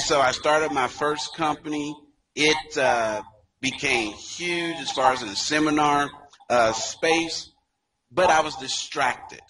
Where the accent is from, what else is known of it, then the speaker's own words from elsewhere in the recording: Dayton, Ohio, United States; a native, as you mentioned, of Dayton, Ohio